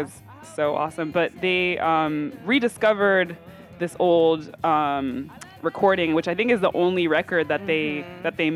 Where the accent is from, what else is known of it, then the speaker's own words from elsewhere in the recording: Hartford, Connecticut, United States; my hometown, which is Hartford, Connecticut